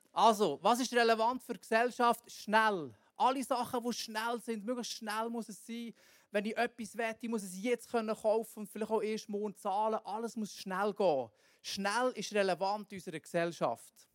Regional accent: Bern, Switzerland; wir hier so als Berner

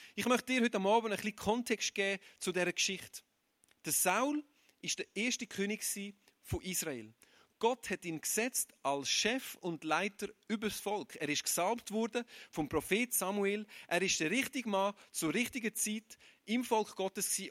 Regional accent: Aargau, Switzerland; Ich bin kein Zürcher. Ich bin ein Aargauer

